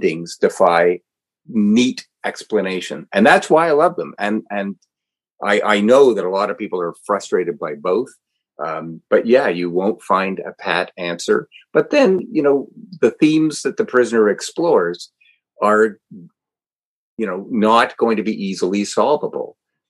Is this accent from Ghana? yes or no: no; Canada; I'm a Canadian